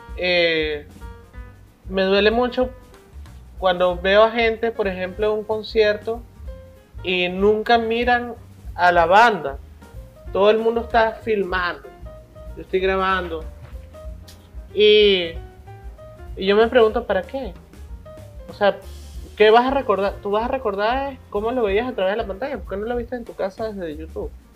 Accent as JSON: {"language": "Spanish", "town": "Caracas", "region": "Capital District", "country": "Venezuela", "tie": "born or raised there", "also_born_or_lived": "Mérida", "moved": "yes", "said": "Prácticamente crecí en la Cristóbal Rojas de Caracas y la Escuela de, Arte de la ULA"}